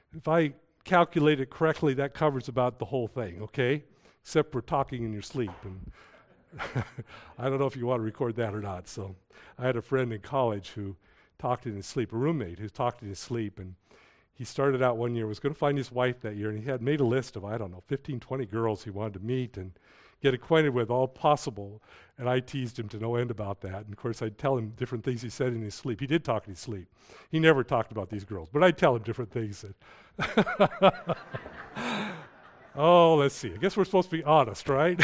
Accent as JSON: {"language": "English", "country": "United States", "tie": "born or raised there", "said": "I was born here in the United States."}